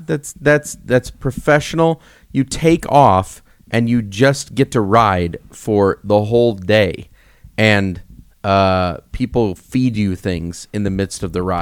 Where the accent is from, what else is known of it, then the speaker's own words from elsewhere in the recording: Illinois, United States; moved away; I'm from Illinois.